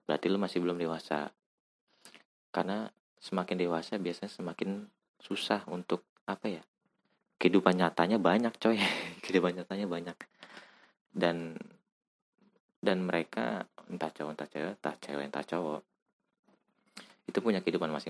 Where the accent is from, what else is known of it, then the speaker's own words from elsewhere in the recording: West Java, Indonesia; gue anjir kebanyakan bahasa Jawa ya. gue asli orang Jawa Barat